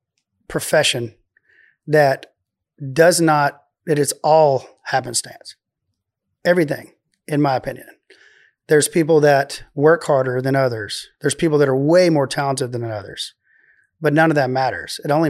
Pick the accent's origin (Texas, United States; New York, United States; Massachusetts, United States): Texas, United States; Waco; accent: Waco; Well, it's my Waco accent.